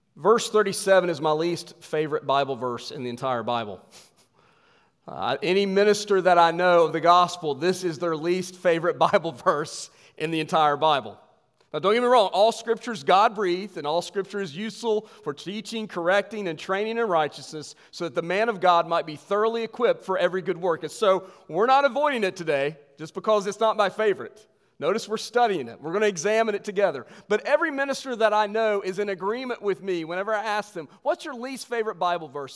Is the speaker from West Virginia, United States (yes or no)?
yes; West Virginia, United States; moved away; I'm from West Virginia